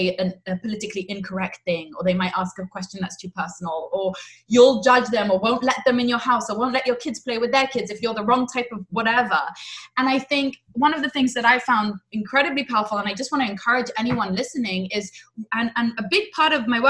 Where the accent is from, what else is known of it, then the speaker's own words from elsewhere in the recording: England, United Kingdom; also born or lived in Israel; now in United States; I'm from England, I'm from Israel, and I've lived in lots of different places.